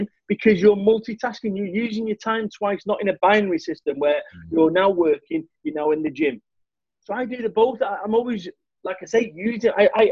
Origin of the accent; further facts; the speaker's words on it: Manchester, North West England, United Kingdom; moved away as an adult; also born or lived in Somerset; I'm from Manchester